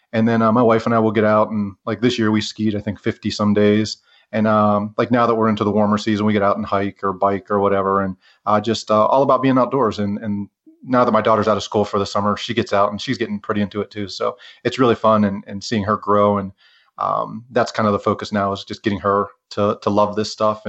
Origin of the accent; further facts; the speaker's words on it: Pennsylvania, United States; now in Ogden, United States; And I grew up in Western Pennsylvania and somehow stumbled into this outdoors community.